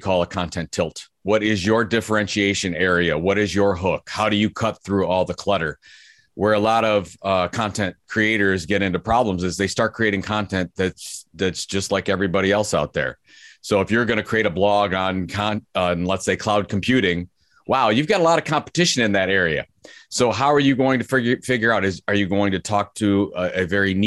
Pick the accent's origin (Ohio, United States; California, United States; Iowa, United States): Ohio, United States; Cleveland; Cleveland's my hometown